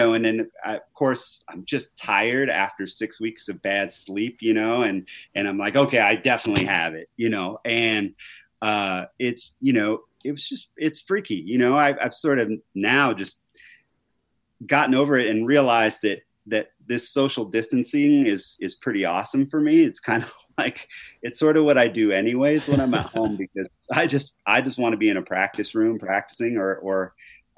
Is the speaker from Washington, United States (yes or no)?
yes; Seattle, Washington, United States; moved away as an adult; now in Missoula, United States; growing up in Seattle, obviously in the music scene there